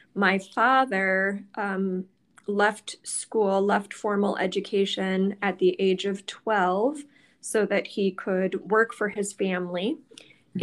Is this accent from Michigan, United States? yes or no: yes; Mount Clemens, Michigan, United States; moved away as an adult; also born or lived in Green Bay, Wisconsin; I grew up in the Detroit area in Mount Clemens, Michigan.